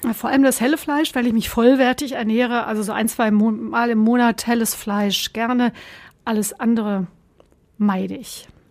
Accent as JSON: {"language": "German", "area": "Sauerland", "region": "North Rhine-Westphalia", "country": "Germany", "tie": "born or raised there", "also_born_or_lived": "Bonn / Göttingen", "moved": "as an adult", "lives_now": "Essen, Germany", "said": "Im Sauerland geboren, in dem gleichen Ort aufgewachsen"}